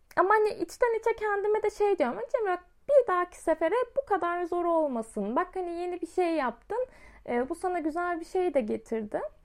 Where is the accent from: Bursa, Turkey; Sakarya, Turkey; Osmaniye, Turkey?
Osmaniye, Turkey